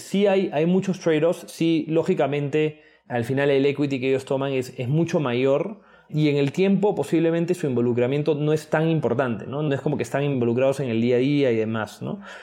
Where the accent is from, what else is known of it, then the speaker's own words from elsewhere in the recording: Lima, Peru; moved away as an adult; also born or lived in United States / England; soy de Lima